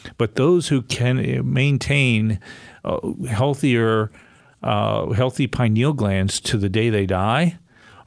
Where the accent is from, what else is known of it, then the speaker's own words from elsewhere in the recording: Coitsville, Ohio, United States; we grew up in Coitsville, Ohio.